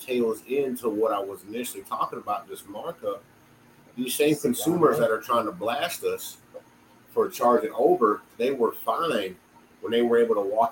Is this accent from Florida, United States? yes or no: yes; South Florida, United States; now in Valdosta, United States; I grew up in South Florida.